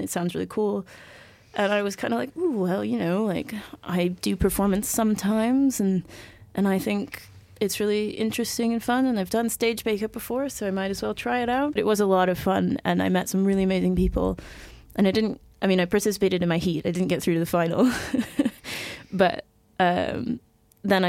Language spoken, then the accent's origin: English; United States; accent: American; moved away; As you may have guessed by my accent, I am in fact American